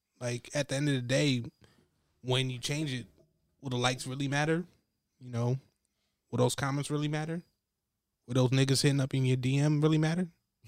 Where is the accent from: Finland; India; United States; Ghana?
Ghana; so I'm from Ghana, West Africa, and I went there 3 years ago.